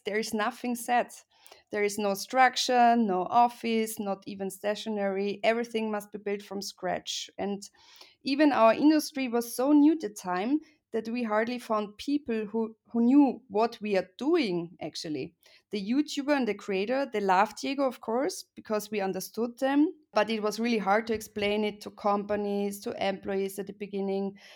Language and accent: English; Graz, Styria, Austria; moved away as an adult; also born or lived in Vienna; I was born in Graz and I went to Vienna to study